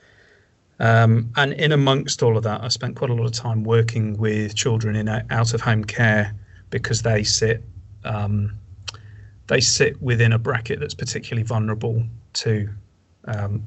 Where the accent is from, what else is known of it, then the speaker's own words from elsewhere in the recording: Wales, United Kingdom; moved away as an adult; also born or lived in Romania; now in Australia; I'm originally from Wales in the UK. I've been living in Australia now for 4 years.